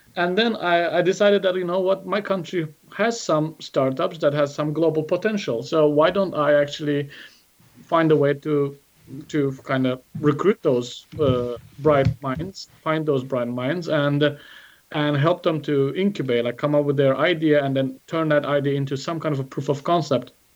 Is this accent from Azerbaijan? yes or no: yes; Azerbaijan; also born or lived in San Jose, United States; went back to uh, to Azerbaijan, established a venture there called Golden Pay